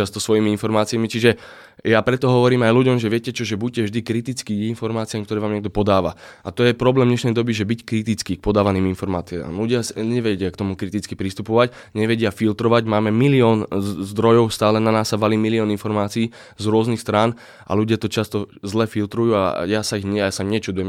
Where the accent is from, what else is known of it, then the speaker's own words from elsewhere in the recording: Slovakia; zo Slovenska